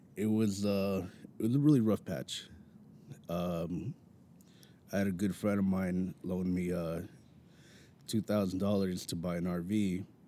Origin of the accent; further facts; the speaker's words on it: Mountain View, California, United States; I'm born and raised in Mountain View, California.